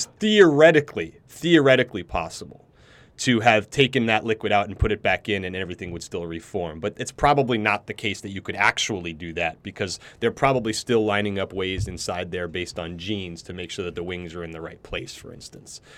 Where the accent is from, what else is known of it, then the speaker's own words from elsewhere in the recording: Ridgefield, Connecticut, United States; also born or lived in New York City; we moved out of New York City when I was about ten, and we moved up to the suburbs about an hour north in a small town in, called Ridgefield, Connecticut